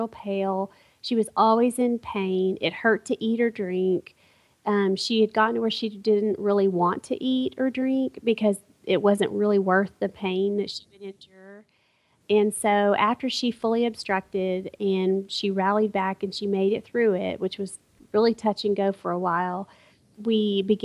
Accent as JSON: {"language": "English", "town": "Abilene", "region": "Texas", "country": "United States", "tie": "born or raised there", "said": "I was born and raised in Abilene, Texas"}